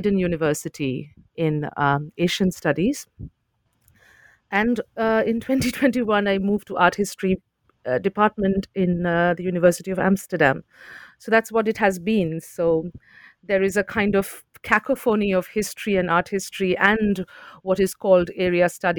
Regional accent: Kolkata, West Bengal, India; moved away as an adult; also born or lived in Delhi, India; I was born and brought up in India, in Calcutta, in eastern India

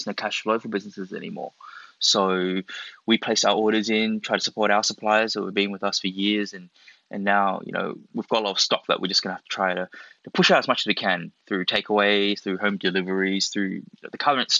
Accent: Australia; born there; little did he know, I was born here. I'm actually Australian-born Chinese. And, you know, I am Chinese.

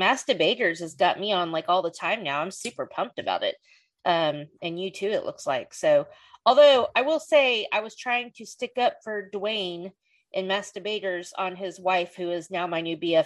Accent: Oklahoma, United States; moved away as an adult; now in Texas, United States; I'm from Oklahoma, but I moved to Texas 9 years ago.

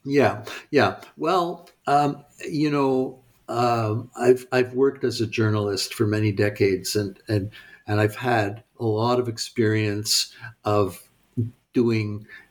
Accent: Montreal, Quebec, Canada; also born or lived in United States; I grew up in Montreal

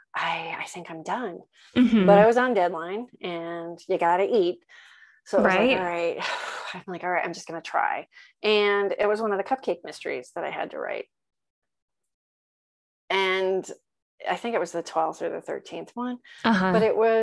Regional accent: New England, United States; I'm from New England. So that's old stomping grounds

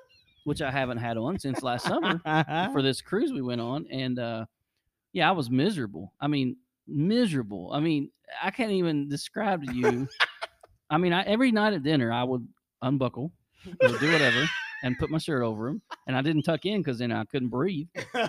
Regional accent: Boston, Massachusetts, United States; Well, I'm from Boston. We don't have accents up there.

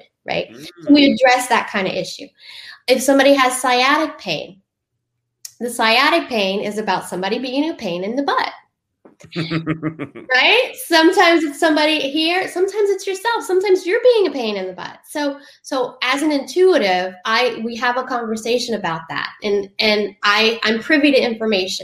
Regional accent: Southern Louisiana, United States; I'm from Southern Louisiana.

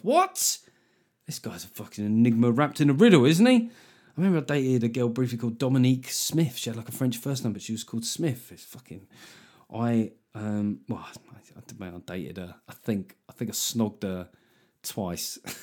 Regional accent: United Kingdom; being a Brit

